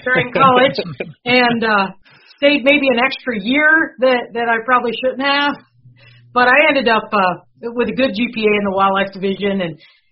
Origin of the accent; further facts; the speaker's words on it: New Mexico, United States; moved away; also born or lived in Missouri; I grew up in New Mexico, so I won't say we were anti-Texan